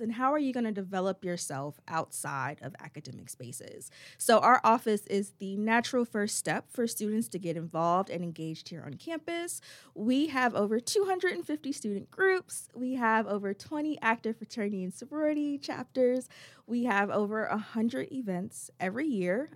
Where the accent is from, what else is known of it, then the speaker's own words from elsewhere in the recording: Chesapeake, Virginia, United States; moved away as an adult; also born or lived in Bronx, New York / North Carolina; now in Greensboro, United States; originally from the Bronx, New York, but I grew up in Chesapeake, Virginia